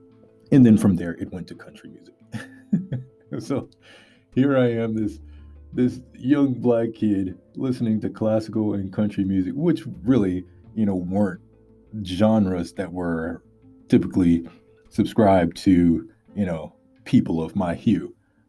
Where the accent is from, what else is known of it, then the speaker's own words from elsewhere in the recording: Louisiana, United States; And I'm from Louisiana in America, for those of you outside of America. I'm a country boy, southern boy.